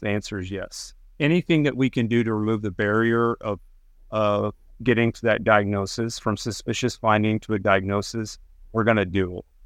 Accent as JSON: {"language": "English", "region": "Texas Panhandle", "country": "United States", "tie": "born or raised there", "moved": "yes", "said": "I grew up in the Panhandle of Texas"}